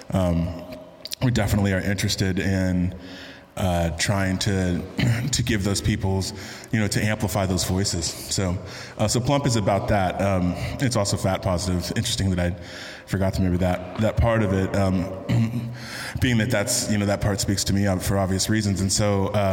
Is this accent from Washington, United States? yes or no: no; San Francisco, California, United States; also born or lived in Texas / Kentucky; I grew up in in San Francisco primarily. Uh, I'm a Bay Area kid. I've lived more over 20 years there, which is more than any other point anywhere else in my life. But my formative years were in Texas, high school and undergrad.